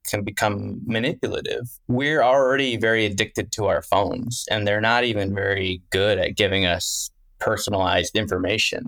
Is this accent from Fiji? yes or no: no; Wisconsin, United States; I'm from the Midwest. I'm from Wisconsin